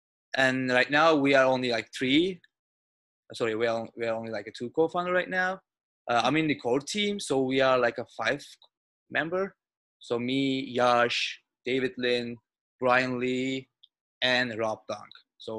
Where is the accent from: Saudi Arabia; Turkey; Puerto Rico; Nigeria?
Turkey; now in Westwood, United States; But I came from Turkey like 1 year ago.